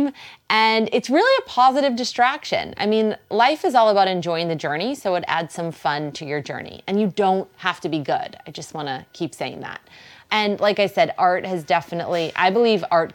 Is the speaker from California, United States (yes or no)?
no; Boston, Massachusetts, United States; accent: Boston; There's my Boston accent